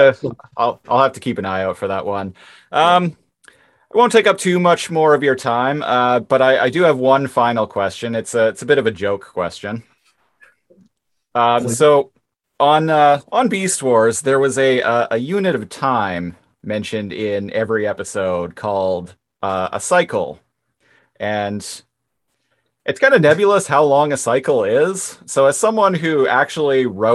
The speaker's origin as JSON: {"language": "English", "town": "Nanaimo", "region": "British Columbia", "country": "Canada", "tie": "born or raised there", "said": "I grew up in Nanaimo"}